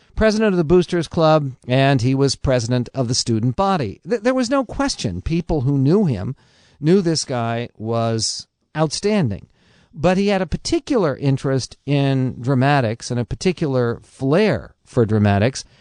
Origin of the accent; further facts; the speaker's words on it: San Diego, California, United States; when I was a little kid, uh, growing up in San Diego